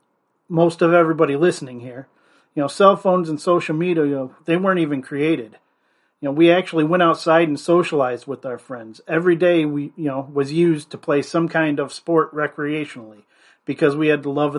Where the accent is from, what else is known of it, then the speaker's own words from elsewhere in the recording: Fairport Harbor, Ohio, United States; my alma mater, Fairport Harbor Harding High School